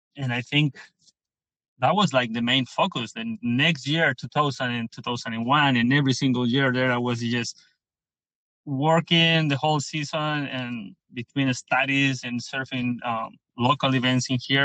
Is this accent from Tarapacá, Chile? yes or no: no; Pichilemu, O'Higgins, Chile; I'm from Pichilemu, which is um, the place I more love.